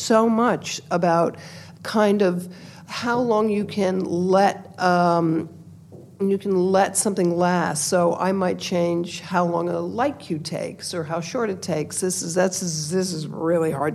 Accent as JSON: {"language": "English", "town": "New York City", "region": "New York", "country": "United States", "tie": "born or raised there", "said": "I grew up in New York City"}